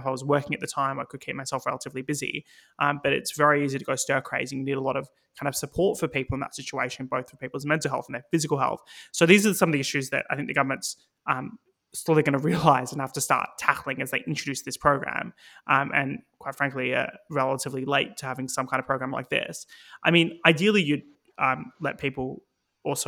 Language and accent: English; Victoria, Australia; moved away as an adult; now in United Kingdom; Victoria, my home state